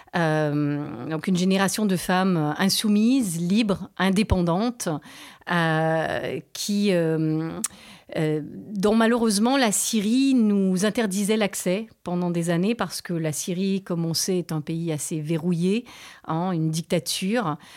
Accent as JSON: {"language": "French", "country": "Canada", "tie": "born or raised there", "also_born_or_lived": "Beirut, Lebanon", "moved": "as an adult", "lives_now": "France", "said": "mon père est libanais, ma mère est canadienne. J'ai grandi au Canada."}